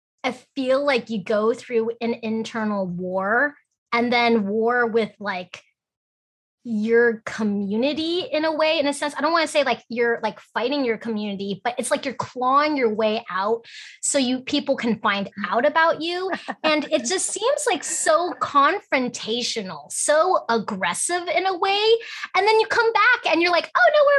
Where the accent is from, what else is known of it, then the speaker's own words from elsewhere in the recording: Alaska, United States; we're both from Alaska. I'm in Fairbanks, Alaska